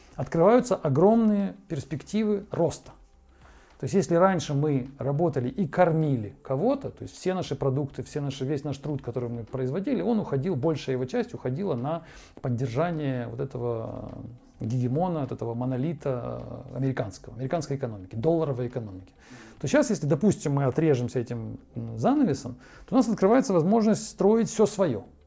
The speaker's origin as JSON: {"language": "Russian", "country": "Ukraine", "tie": "born or raised there", "moved": "as an adult", "lives_now": "Moscow, Russia", "said": "с нашей, с той стороны, где я родился и вырос"}